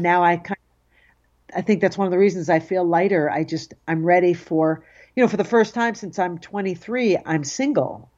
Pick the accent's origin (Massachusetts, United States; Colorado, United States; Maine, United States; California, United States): Massachusetts, United States; Cape Cod; growing up on Cape Cod, I was also fearful of people knowing I was Jewish.